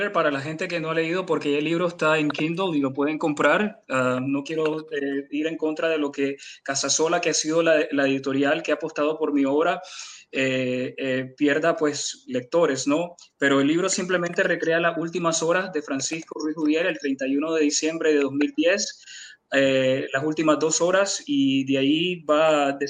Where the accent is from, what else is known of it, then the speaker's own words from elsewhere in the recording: Nicaragua; me tenía que incluir a mí mismo porque yo soy nicaragüense.